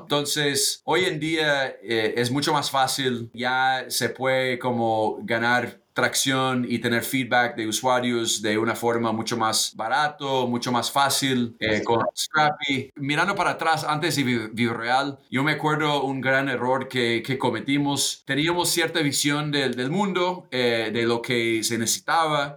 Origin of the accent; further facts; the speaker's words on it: United States; Spanish is a second language; moved away as an adult; also born or lived in Colombia; nací en Estados Unidos, me, me obviamente soy de acá